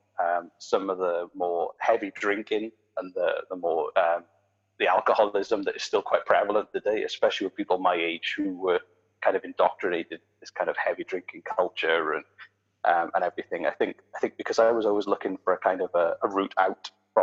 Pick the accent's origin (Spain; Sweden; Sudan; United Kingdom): United Kingdom; South Wales Valleys; moved away as an adult; now in Nova Scotia, Canada; I grew up in the South Wales Valley